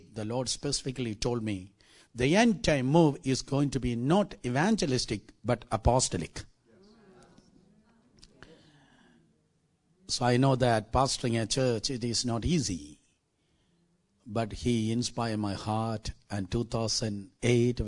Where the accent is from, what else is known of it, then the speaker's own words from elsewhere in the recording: South India, India; I'm from South India